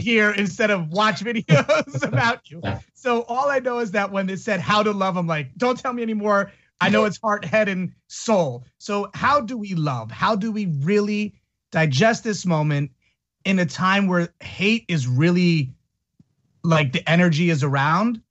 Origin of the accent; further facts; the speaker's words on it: Italy; moved away; I grew up in Italy as well